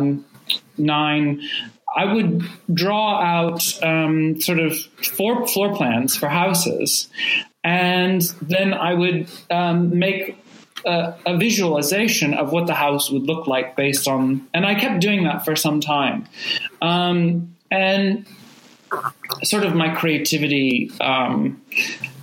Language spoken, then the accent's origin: English; Rogue Valley, Oregon, United States; I grew up in the Rogue Valley